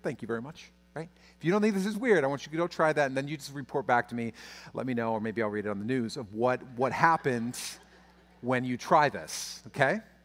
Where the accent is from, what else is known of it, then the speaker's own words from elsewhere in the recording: United States; my fear as an American pastor